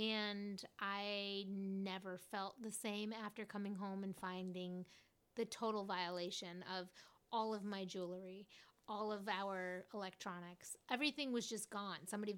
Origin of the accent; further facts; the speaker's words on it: Fort Worth, Texas, United States; I'm from Fort Worth.